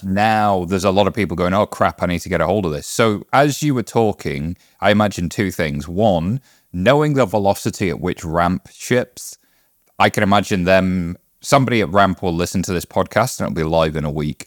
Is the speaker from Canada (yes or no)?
no; United Kingdom; I'm British